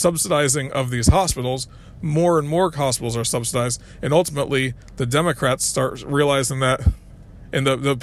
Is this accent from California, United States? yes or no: no; Connecticut, United States; I was growing up in Connecticut at the time